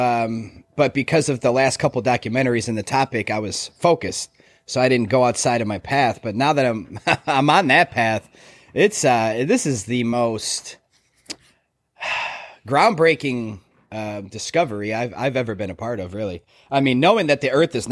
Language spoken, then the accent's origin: English; Chicago, Illinois, United States; I grew up in Chicago.